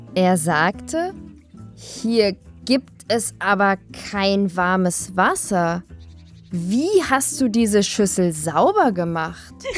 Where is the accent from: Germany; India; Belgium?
Germany; Berlin; Ich bin in Westberlin geboren und aufgewachsen